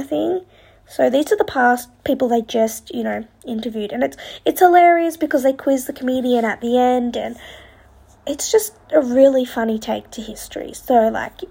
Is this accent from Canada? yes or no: no; Australia; being an Australian